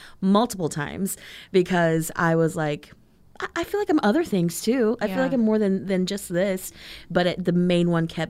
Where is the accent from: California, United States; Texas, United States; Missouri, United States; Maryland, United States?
Texas, United States; But I'm also from Texas, so it's very Tex-Mex, and having that Texas pride, and it's like, Texas is bigger and better than everything.